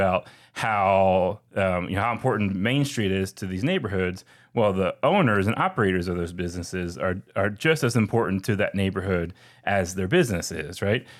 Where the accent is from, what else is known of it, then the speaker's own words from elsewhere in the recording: Philadelphia, Pennsylvania, United States; now in Atlanta, United States; I'm from Philly